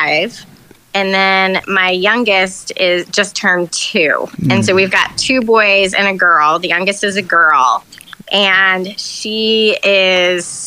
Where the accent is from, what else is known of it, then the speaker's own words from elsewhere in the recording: Charlotte, North Carolina, United States; moved away as an adult; also born or lived in Chicago; now in Durham, United States; I'm originally from Charlotte, but I've lived in this area for most of my adult life.